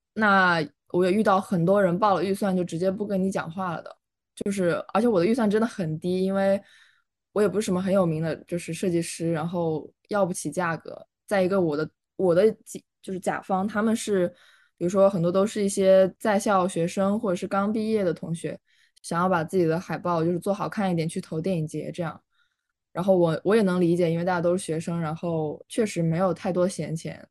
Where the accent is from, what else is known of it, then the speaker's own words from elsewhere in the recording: Changsha, Hunan, China; moved away as an adult; also born or lived in Beijing; now in Baltimore, United States; 我是来自湖南长沙